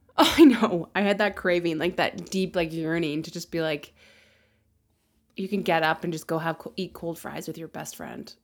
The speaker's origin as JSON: {"language": "English", "town": "Regina", "region": "Saskatchewan", "country": "Canada", "tie": "born or raised there", "said": "I grew up in Regina"}